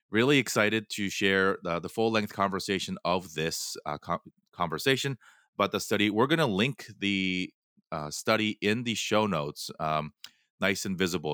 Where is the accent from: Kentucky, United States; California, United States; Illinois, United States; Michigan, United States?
California, United States; Southern; I grew up in Southern California